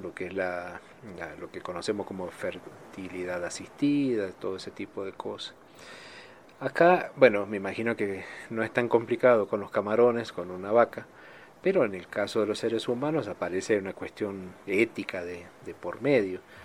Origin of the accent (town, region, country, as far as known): Argentina